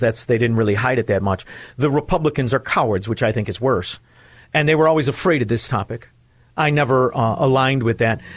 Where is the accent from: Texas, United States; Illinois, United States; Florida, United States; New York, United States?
Illinois, United States; Chicago; I am from Chicago, where murder and mayhem is the norm. I'm from a neighborhood where it's not uncommon to find the body of somebody you knew